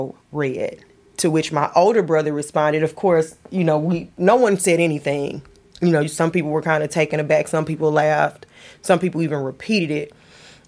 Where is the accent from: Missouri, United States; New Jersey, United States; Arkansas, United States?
Missouri, United States; Ferguson; moved away as an adult; also born or lived in Deep South; I left Ferguson to go to the deep south for 15 years.